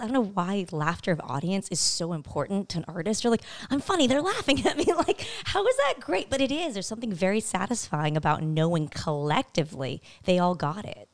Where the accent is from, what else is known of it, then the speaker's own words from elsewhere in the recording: El Cajon, California, United States; moved away; Eastern San Diego is a place called El Cajon, California